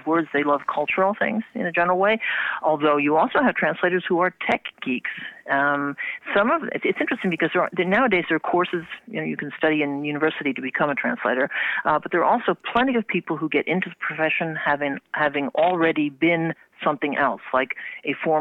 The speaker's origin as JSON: {"language": "English", "country": "United States", "first_language": "English", "said": "I'm American"}